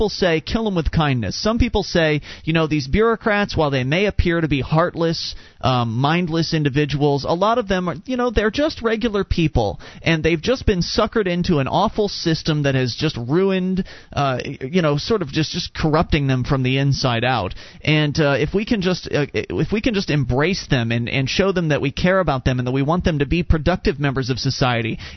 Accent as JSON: {"language": "English", "region": "Florida", "country": "United States", "tie": "born or raised there", "moved": "as an adult", "lives_now": "New Hampshire, United States", "said": "being a Florida native"}